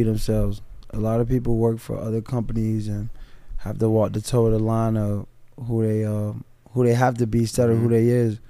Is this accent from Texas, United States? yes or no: no; Miami, Florida, United States; also born or lived in Pittsburgh; Well, I grew up right here in Liberty City.